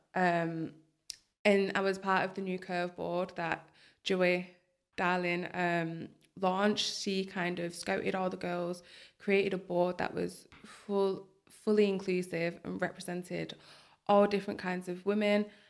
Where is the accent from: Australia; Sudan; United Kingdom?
United Kingdom; Bolton, North West England; also born or lived in Manchester; I love Bolton. It's my hometown